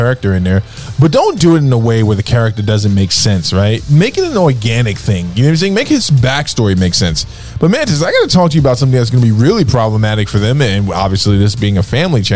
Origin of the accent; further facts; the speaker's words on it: United States; like most Americans